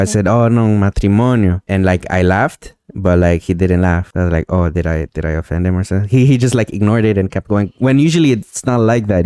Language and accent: English; Montreal, Quebec, Canada; I'm from Montreal